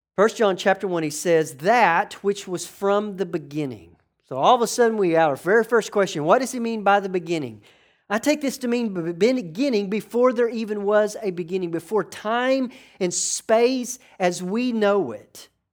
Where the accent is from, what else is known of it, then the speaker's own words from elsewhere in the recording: New York, United States; I'm from New York